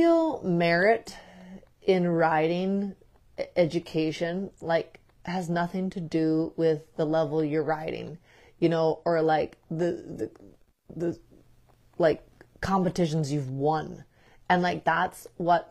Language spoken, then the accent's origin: English; Midwest, United States; growing up in the Midwest